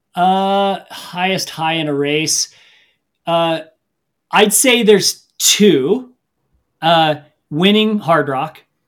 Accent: Missouri, United States; I grew up in the Midwest in Missouri

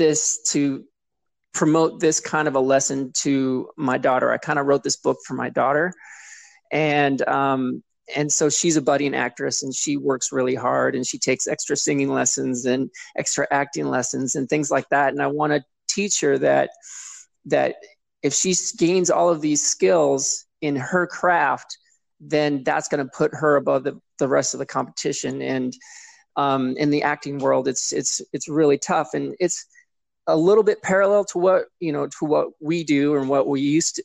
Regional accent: Seattle, Washington, United States; I grew up in Seattle or near Seattle

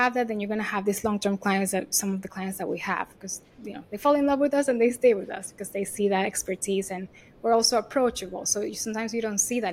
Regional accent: Venezuela; English is a second language; moved away as an adult; also born or lived in Miami / New York; if you hear my accent, I'm not American, right? I was born and raised in Venezuela.

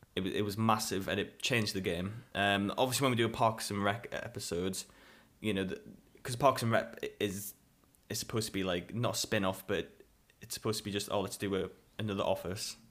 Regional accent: United Kingdom

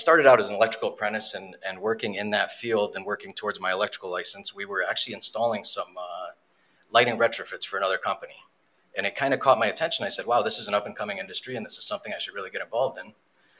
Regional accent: Wolcott, Connecticut, United States; born or raised there; also born or lived in Poland / Skowhegan, Maine

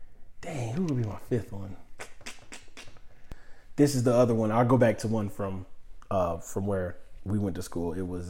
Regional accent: United States; I'm from Douglas County, down the street.

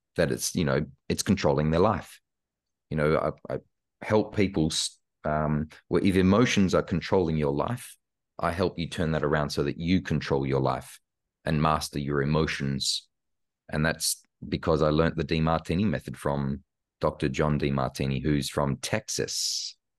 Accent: Australia; born or raised there; moved away as an adult; also born or lived in Karlsruhe, Germany / Los Angeles, United States

